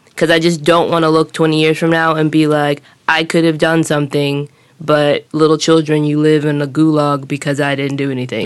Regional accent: Los Angeles, California, United States; moved away; I come from Los Angeles, which is a huge city, and in the United States, I moved to some smaller cities to go to college

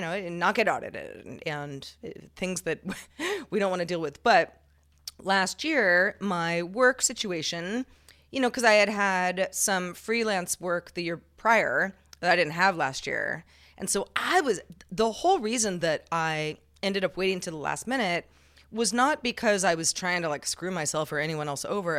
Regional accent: California, United States; growing up in California, where Spanish is, is very prevalent

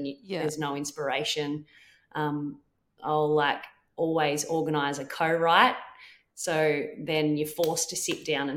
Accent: Quirindi, New South Wales, Australia; also born or lived in Tamworth, New South Wales; I moved from Quirindi, which is just outside of Tamworth, to Tamworth

